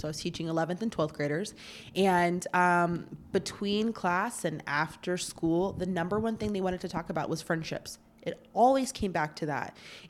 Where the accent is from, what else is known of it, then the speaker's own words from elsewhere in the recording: Tampa, Florida, United States; I grew up in Tampa, Florida.